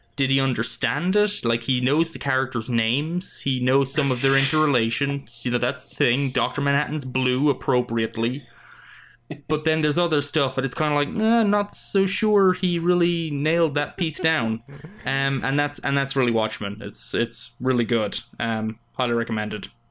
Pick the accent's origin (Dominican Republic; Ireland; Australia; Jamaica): Ireland; now in United States